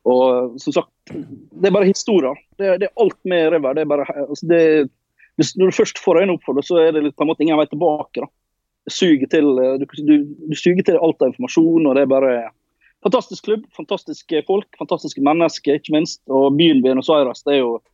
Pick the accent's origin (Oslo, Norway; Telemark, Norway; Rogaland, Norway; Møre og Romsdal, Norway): Møre og Romsdal, Norway; Ålesund; born or raised there; accent: Norwegian dialect; also born or lived in Colombia